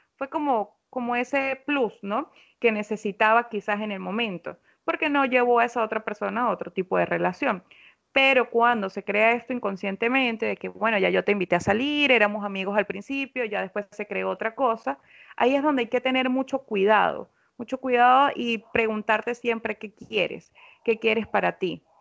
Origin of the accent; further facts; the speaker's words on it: Venezuela; now in Lima, Peru; Yo soy psicóloga venezolana.